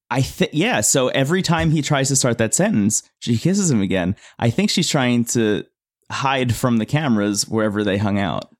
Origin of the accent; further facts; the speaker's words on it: New Jersey, United States; I was born in New Jersey and I've lived here